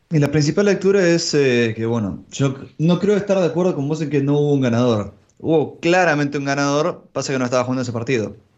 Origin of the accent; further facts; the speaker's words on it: Argentina; soy argentino